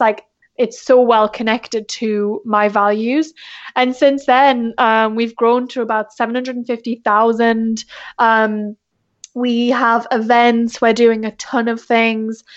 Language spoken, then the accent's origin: English; England, United Kingdom; moved away as an adult; now in South Bay, United States; I'm originally from England, but I've been in the States for, like, four years now.